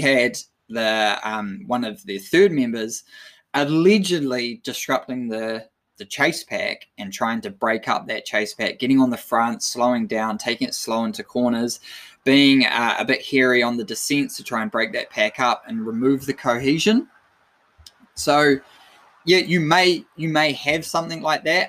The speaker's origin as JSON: {"language": "English", "country": "New Zealand", "said": "as a Kiwi"}